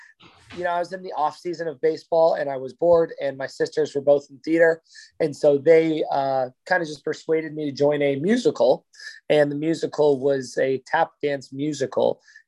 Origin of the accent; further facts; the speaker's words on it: Littleton, Colorado, United States; moved away as an adult; also born or lived in Vail, Colorado / Las Vegas, Nevada; So I grew up in a suburb of Denver called Littleton, Colorado. I was there from when I was born. Well, I was born in Vail, Colorado, but I moved to Littleton before I was even walking. So, was in Littleton, Colorado for all of high school.